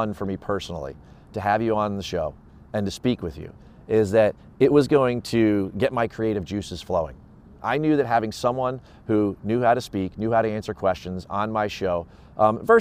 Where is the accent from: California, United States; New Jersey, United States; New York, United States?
New Jersey, United States; Edison; moved away as an adult; also born or lived in Florida / Rhode Island; I spent time when I was a kid growing up in North Edison, Menlo Park